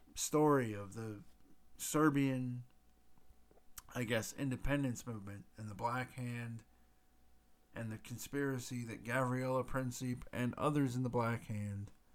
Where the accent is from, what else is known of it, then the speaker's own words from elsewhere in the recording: United States; being an American